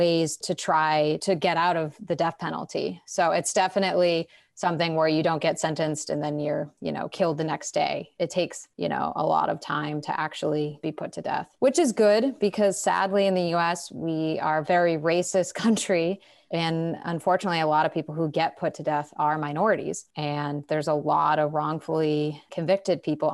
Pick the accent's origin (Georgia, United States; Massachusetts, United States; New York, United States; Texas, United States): Massachusetts, United States; I come from Massachusetts, which is a blue state